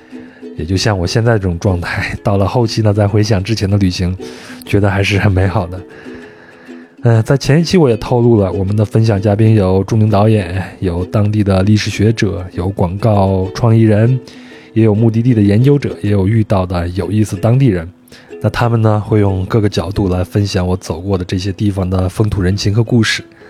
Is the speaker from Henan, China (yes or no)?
yes; Henan, China; now in Jakarta, Indonesia; 我们都有一个统一的身份，就是河南人，我老家也在河南